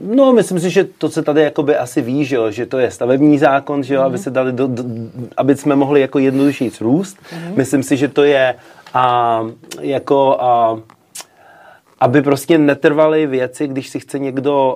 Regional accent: Czechia; moved away as an adult; now in New York, United States; jsem z Česka

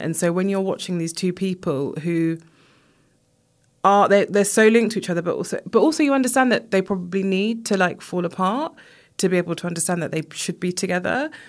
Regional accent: United Kingdom; I was born here, but my family are from Jamaica

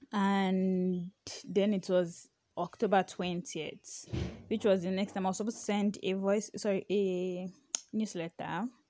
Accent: Ibadan, Oyo, Nigeria; accent: H factor; I'm from Ibadan.

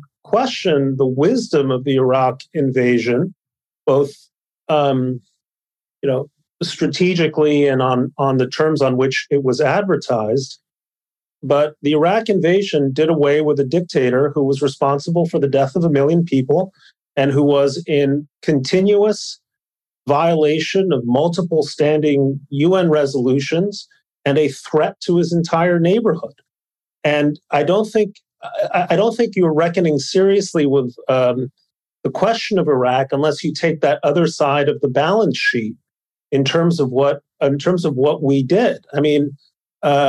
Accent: Mexico City, Mexico; moved away; I grew up in Mexico City, where we were taught to admire the niños héroes

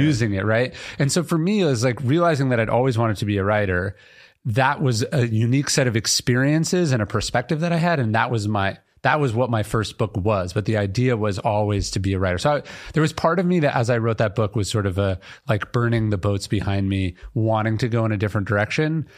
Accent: Sacramento, California, United States; I grew up in Sacramento, a government town

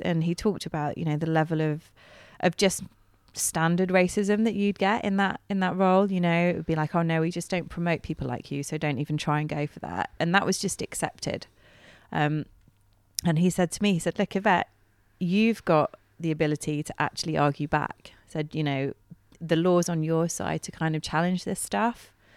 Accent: Bristol, South West England, United Kingdom; moved away as an adult; I'm from Bristol anyway, so I'm, you know, I'm a city girl at heart

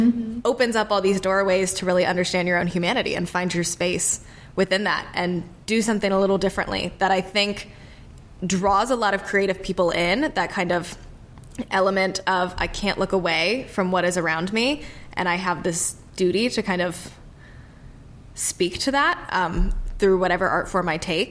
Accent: Charleston, South Carolina, United States; I grew up in Charleston

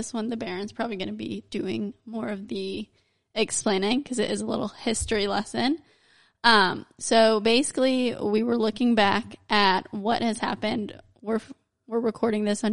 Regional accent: United States; being American

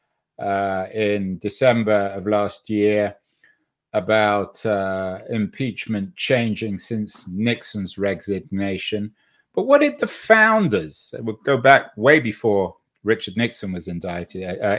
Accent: England, United Kingdom; now in United States; I grew up in England. I spent most of my life, though, in the US

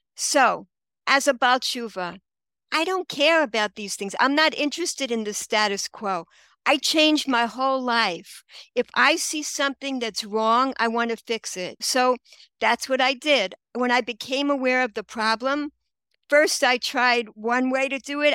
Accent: New York City, New York, United States; moved away as an adult; now in Israel; I grew up in Queens, Regal Park

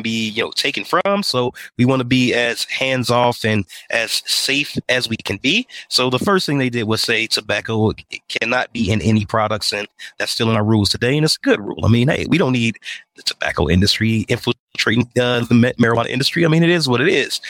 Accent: Indiana, United States; moved away as an adult; also born or lived in Atlanta, Georgia; now in Denver, United States; I'm from Indiana. I'm from the Midwest.

